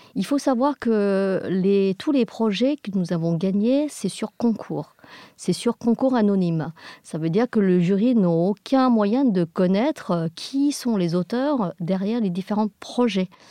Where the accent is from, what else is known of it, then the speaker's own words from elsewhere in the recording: England, United Kingdom; nous sommes des Anglais